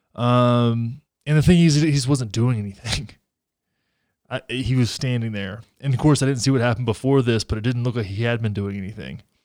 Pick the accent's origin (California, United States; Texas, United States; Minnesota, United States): Texas, United States; my home state of Texas